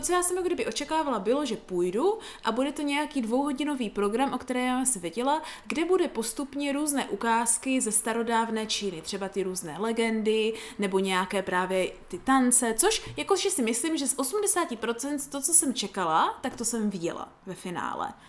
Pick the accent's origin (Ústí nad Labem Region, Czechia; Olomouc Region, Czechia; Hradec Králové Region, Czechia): Olomouc Region, Czechia; Prostějov; u nás v Prostějově